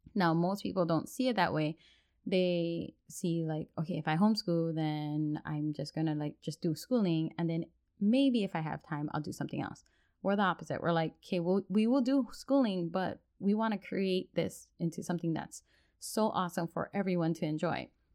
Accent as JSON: {"language": "English", "area": "Oahu", "region": "Hawaii", "country": "United States", "tie": "born or raised there", "moved": "as an adult", "lives_now": "Washington State, United States", "said": "mixed plate all together from Hawaii, born and raised, and now living on the mainland in Washington State."}